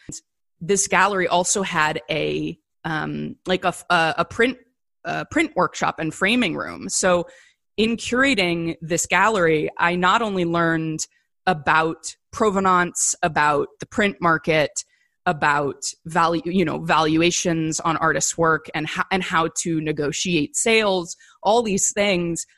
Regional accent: Canton, Ohio, United States; also born or lived in Chicago / New York; now in Los Angeles, United States; my storied life in, in Canton, Ohio is my hometown

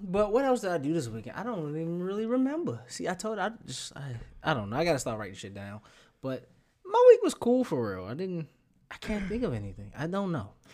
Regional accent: Baltimore, Maryland, United States; moved away; I'm from Baltimore.

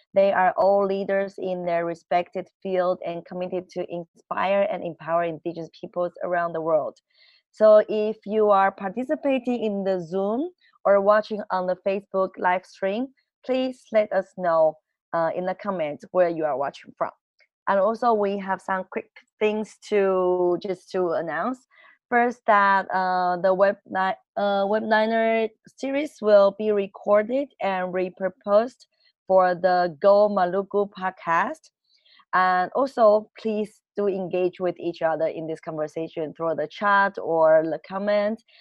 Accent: Taiwan; I'm from Taiwan. I'm from the Binmayan peoples

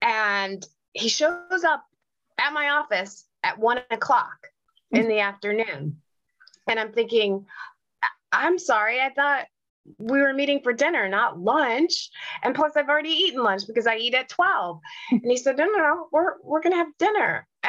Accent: United States; moved away as an adult; now in England, United Kingdom; I found living here in England that when people hear my voice, they say, oh, you're American.

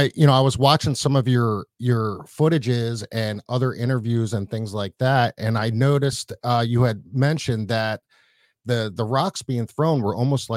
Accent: Philadelphia, Pennsylvania, United States; now in Florida, United States; I grew up in Philadelphia.

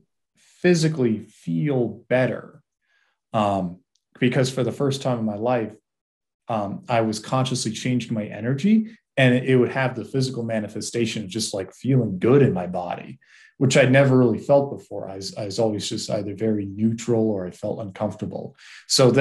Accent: Massachusetts, United States; I grew up in Massachusetts and in the 80s and 90s.

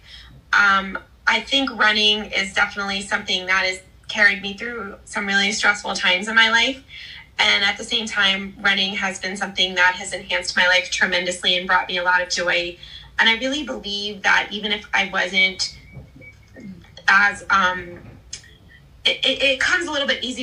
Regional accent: Columbus, Ohio, United States; I'm a Midwest gal. I'm from Columbus

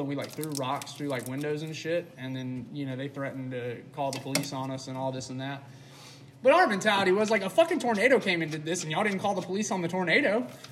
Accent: Starkville, Mississippi, United States; I am from Starkville, Mississippi, home of Mississippi State University.

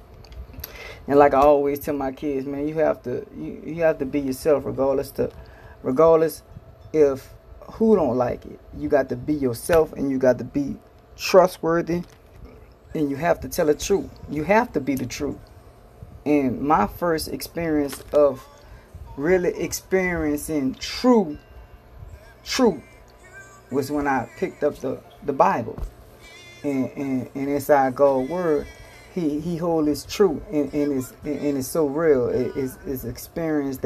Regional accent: New Orleans, Louisiana, United States; I come from New Orleans, Louisiana

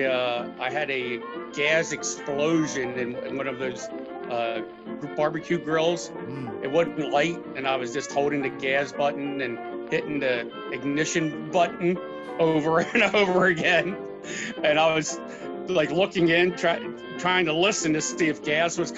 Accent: Red Lion, Pennsylvania, United States; born or raised there; also born or lived in Baltimore, Maryland

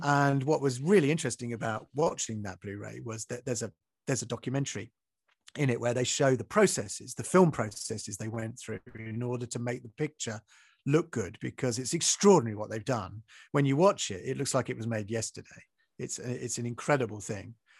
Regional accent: Maidstone, South East England, United Kingdom; in Maidstone, which is where I grew up in Kent

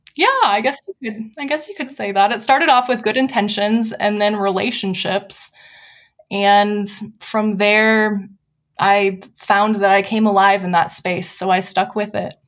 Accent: Wisconsin, United States; moved away as an adult; also born or lived in Pasadena, California; now in San Diego, United States; I'm originally from Wisconsin, I have fond memories of growing up in a church plant

